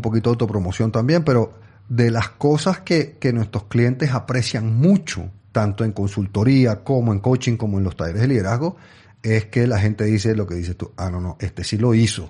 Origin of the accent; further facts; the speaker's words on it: Venezuela; also born or lived in England; yo, yo, nací en Inglaterra, pero mis padres eran venezolanos, yo soy venezolano en realidad.